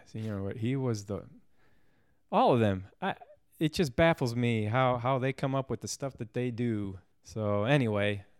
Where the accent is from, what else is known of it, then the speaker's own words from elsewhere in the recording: St. Louis, Missouri, United States; I was born and raised in Saint Louis, Missouri